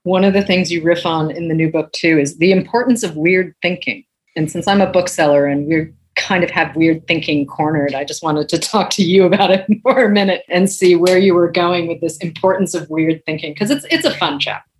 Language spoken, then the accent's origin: English; New England, United States; someone who grew up in New England